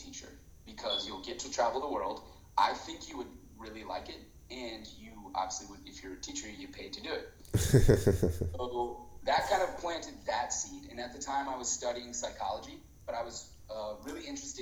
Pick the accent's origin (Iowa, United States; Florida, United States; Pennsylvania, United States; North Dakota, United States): Iowa, United States; moved away as an adult; now in Switzerland; I'm actually from Iowa